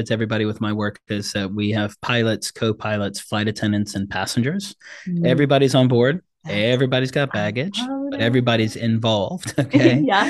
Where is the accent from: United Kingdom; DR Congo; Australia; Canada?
DR Congo; also born or lived in South Africa; now in United States; I'm a South African born Congolese refugee kid who came over to the States on asylum status. And my dad spoke 13 languages. We spoke 3. I've had 26 addresses and I've lived in 5 different countries.